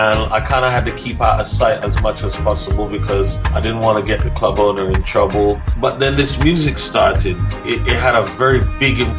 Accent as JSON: {"language": "English", "town": "Trenchtown", "region": "Kingston", "country": "Jamaica", "said": "And we recorded, we come from Trenchtown."}